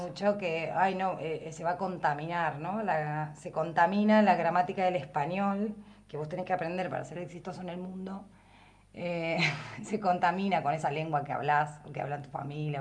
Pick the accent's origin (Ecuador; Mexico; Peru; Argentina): Argentina; Patagonia; accent: standard Patagonian Spanish; first language Spanish; also born or lived in La Plata; now in Viedma, Argentina; yo era hablante como, del español como lengua materna y tenía un uso estándar, digamos, patagónico estándar del español